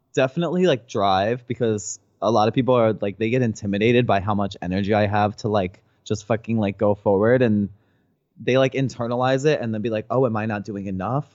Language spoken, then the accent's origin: English; New Jersey, United States; moved away as an adult; also born or lived in San Francisco; now in Los Angeles, United States; I'm from New Jersey